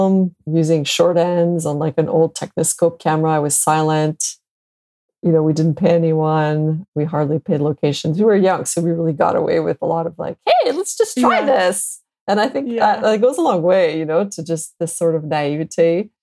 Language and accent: English; Montreal, Quebec, Canada; also born or lived in Boston; I'm born and raised in Montreal, Canada